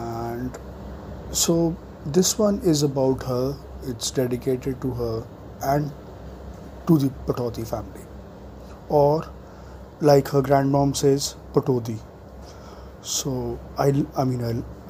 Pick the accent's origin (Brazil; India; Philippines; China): India; New Delhi, Delhi; I grew up in South Delhi